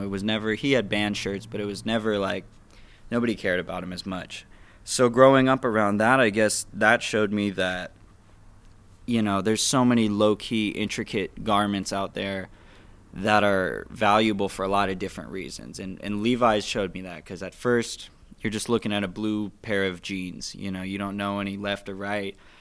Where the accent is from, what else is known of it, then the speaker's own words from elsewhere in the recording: Phoenix, Arizona, United States; born and raised in Phoenix, West Phoenix too